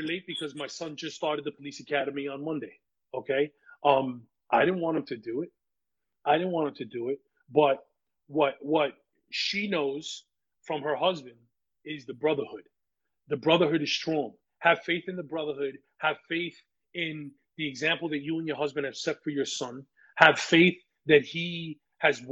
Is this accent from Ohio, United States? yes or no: no; New York City, New York, United States; now in Orange County, New York, United States; I was born and raised in the Bronx